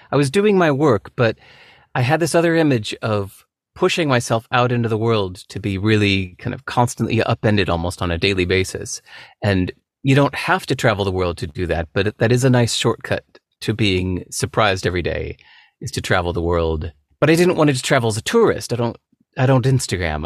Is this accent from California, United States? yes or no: yes; California, United States; growing up in America